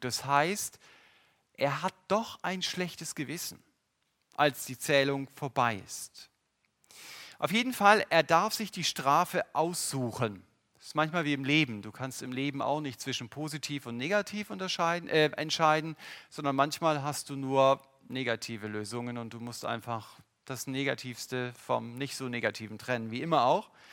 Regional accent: Germany; Unsere Grenzen als Deutsche

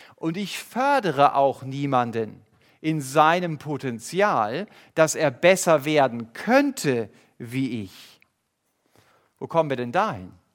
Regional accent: Germany; Wir als Deutsche

